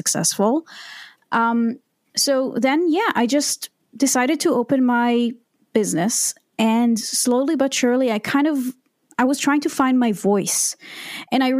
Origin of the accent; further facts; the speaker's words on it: Israel; I was born and raised in Israel